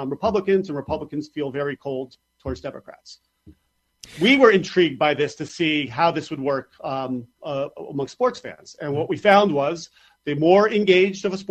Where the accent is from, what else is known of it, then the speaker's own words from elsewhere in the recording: New York, United States; as a New Yorker